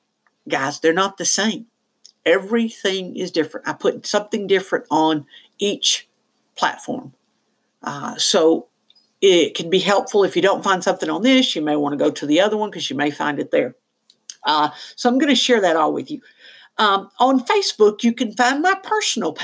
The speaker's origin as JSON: {"language": "English", "region": "the South", "country": "United States", "said": "I am from the South, and no, I don't use the word y'all."}